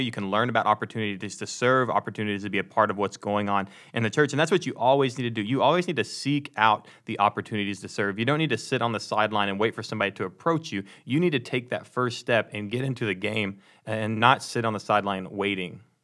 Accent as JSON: {"language": "English", "town": "Ladonia", "region": "Texas", "country": "United States", "said": "I'm from Dallas, but I'm from way outside of Dallas"}